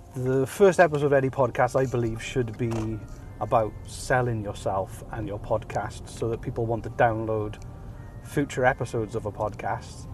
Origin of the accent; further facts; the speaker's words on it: Wales, United Kingdom; moved away as an adult; now in Nova Scotia, Canada; Originally, I'm from Wales. I lived the first 33 years of my life in Wales, and as of about two months ago, I moved to Nova Scotia in Canada